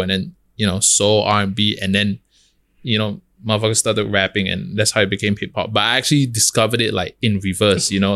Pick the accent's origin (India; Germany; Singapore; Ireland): Singapore; moved away as an adult; now in New York, United States; I'm a kid from Hougang